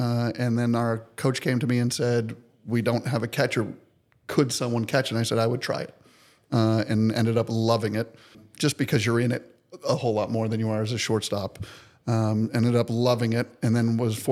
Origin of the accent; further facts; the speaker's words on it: Boston, Massachusetts, United States; moved away as an adult; now in Asheville, United States; growing up in Boston, you know, my brother still has his living in Boston